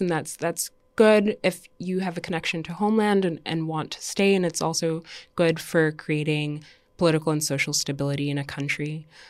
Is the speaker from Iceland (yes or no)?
no; Dominica; also born or lived in Canada / United States; now in New York, United States; I was born and raised in Dominica